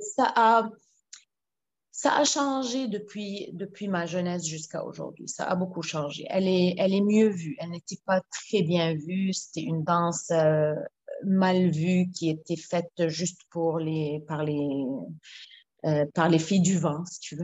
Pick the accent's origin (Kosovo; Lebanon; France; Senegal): Lebanon; now in Quebec, Canada; en tant que Libanaise